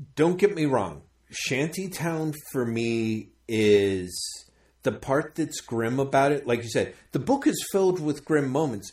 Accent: United States; me growing up as an American

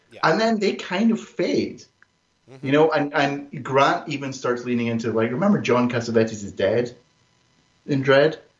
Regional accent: Greenock, Scotland, United Kingdom; it's in Greenock. It's where I come from

